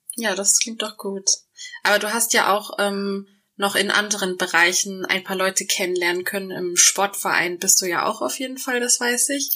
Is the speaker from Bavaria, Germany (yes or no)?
no; Hamburg, Germany; Mich als Hamburgerin